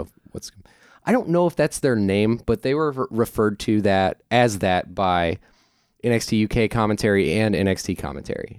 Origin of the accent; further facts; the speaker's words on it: St. Louis, Missouri, United States; I'm from Saint Louis.